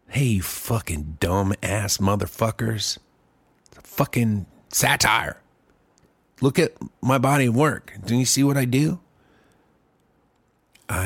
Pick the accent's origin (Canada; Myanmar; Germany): Germany; now in Texas, United States; I grew up in Germany